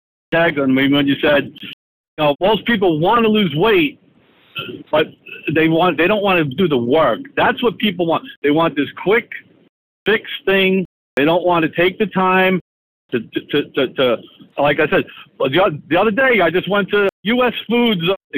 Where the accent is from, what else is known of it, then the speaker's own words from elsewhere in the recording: New York City, New York, United States; I grew up in Staten Island, New York, which is New York City.